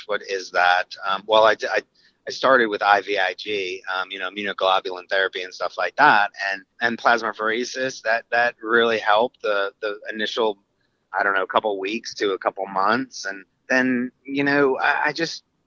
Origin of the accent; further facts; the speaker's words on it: North Carolina, United States; we're from North Carolina